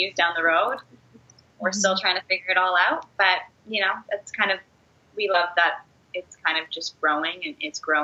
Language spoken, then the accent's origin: English; Calgary, Alberta, Canada; moved away as an adult; also born or lived in Los Angeles; now in Toronto, Canada; I grew up in Alberta in Calgary, and then I went to school in LA.